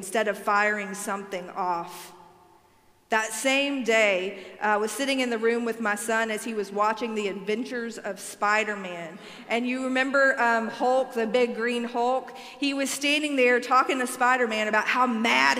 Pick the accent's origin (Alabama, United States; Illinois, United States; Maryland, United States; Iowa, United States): Alabama, United States; I am from Alabama